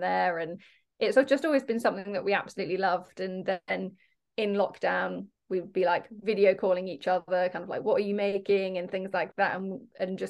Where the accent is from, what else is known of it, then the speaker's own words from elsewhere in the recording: Devon, South West England, United Kingdom; also born or lived in Falmouth; we're from Devon, but I lived in Falmouth for 3 years because I went to Exeter Uni down there